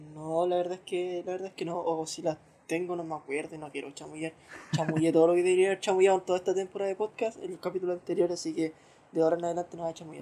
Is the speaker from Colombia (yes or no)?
no; Chile; si soy chileno, estoy en Chile, pongo y estoy en Chile